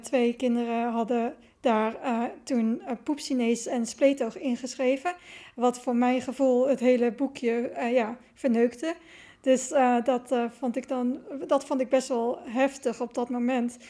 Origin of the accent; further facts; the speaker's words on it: Netherlands; also born or lived in China; ik was eh, opgegroeid in een wit dorp